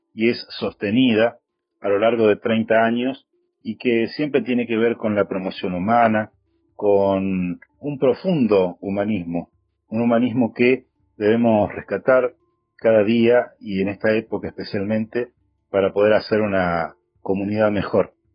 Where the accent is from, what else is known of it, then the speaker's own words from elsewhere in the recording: Villa Carlos Paz, Córdoba, Argentina; desde Villa Carlos Paz, donde yo nací